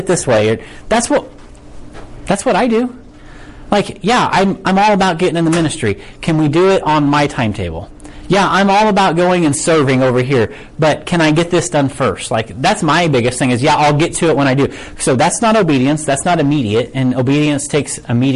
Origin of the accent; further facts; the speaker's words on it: United States; American Christians